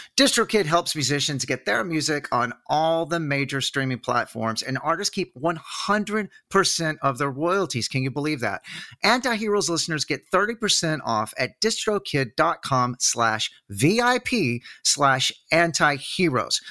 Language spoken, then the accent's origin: English; north Texas, United States; accent: Texas; also born or lived in Fort Collins, Colorado; now in Austin, United States; I'm from, like, a town north Texas